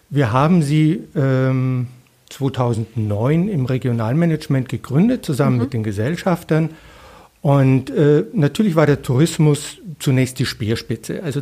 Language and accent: German; Munich, Bavaria, Germany; Also ich bin Münchner, ich bin Bayer.